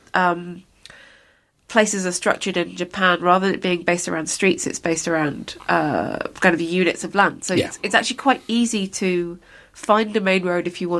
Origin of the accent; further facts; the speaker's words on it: London, United Kingdom; growing up in London